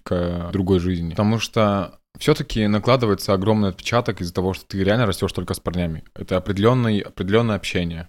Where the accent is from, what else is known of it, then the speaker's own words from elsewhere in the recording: Sheksna, Vologda Oblast, Russia; moved away; я типа чувак из Шексны какой-то. Никто не знает вообще, где это находится